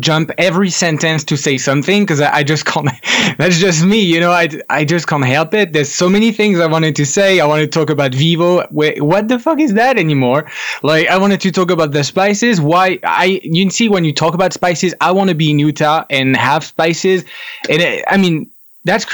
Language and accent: English; France; I am French. I grew up in France. I was born in France.